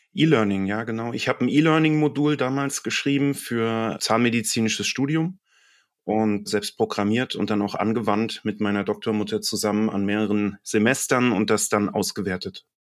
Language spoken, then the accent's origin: German; Mainz, Rhineland-Palatinate, Germany; ich bin auch selbst Mainzer und das bin ich sehr gerne.